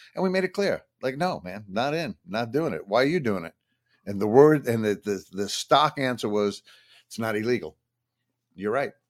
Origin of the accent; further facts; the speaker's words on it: Long Island, New York, United States; I grew up in Long Island